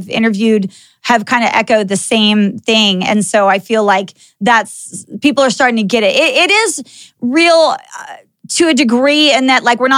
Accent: Texas, United States; moved away as an adult; also born or lived in California; I actually grew up in Texas. I'm a Texan

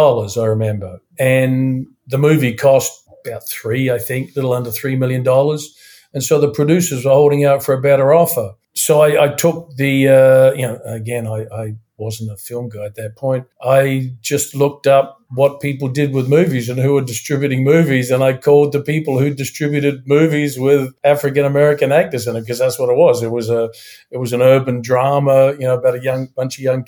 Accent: New Zealand; also born or lived in Studio City, Los Angeles, United States; now in Toronto, Canada; I'm from New Zealand. I'm currently resident in Toronto, Canada

